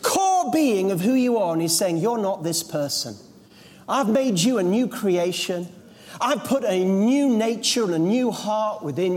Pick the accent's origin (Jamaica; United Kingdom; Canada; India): United Kingdom; Yorkshire Dales, Yorkshire and the Humber; As a young boy, I was brought up in the Yorkshire Dales